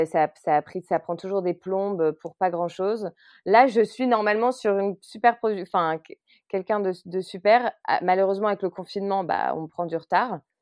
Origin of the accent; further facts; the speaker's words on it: Lille, Hauts-de-France, France; also born or lived in Vancouver, Canada; je suis originaire de Lille